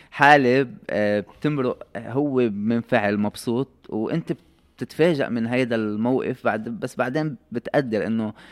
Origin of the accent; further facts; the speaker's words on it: Lebanon; فاليوم الثاني طبعا الجو كله تغير اللاعبين الاجانب